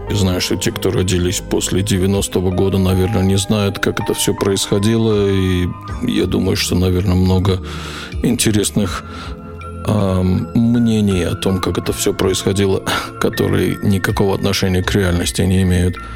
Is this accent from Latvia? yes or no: yes; Riga, Latvia; born there; Я родился в Риге, в Латвии, в 62 году, в феврале.